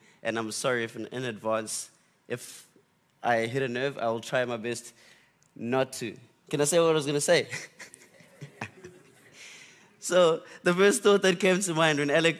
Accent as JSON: {"language": "English", "town": "Butterworth", "region": "Eastern Cape", "country": "South Africa", "tie": "born or raised there", "lives_now": "KwaZulu-Natal, South Africa", "said": "And I'm from the Eastern Cape. But yeah, Eastern Cape. So I'm born in a small town called Butterworth. I spent a lot of time in the Bundus in Willowvale."}